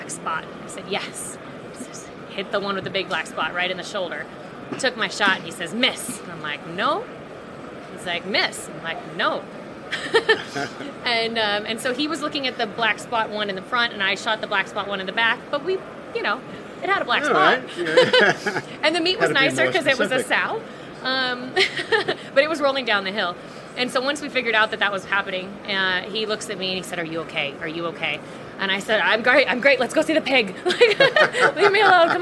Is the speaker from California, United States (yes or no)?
yes; Los Angeles, California, United States; I grew up in Los Angeles